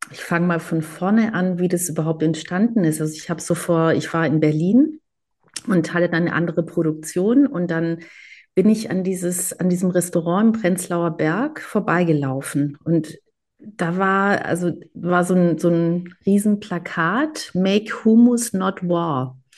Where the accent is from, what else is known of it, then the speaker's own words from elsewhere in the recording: Greece; auch mit diesem Ich als Griechin, äh, Ost als Israeli.